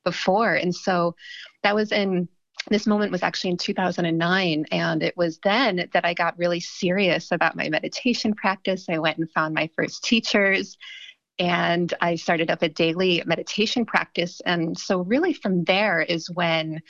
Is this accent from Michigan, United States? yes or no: no; Ohio, United States; moved away; also born or lived in California / Los Angeles; growing up in Ohio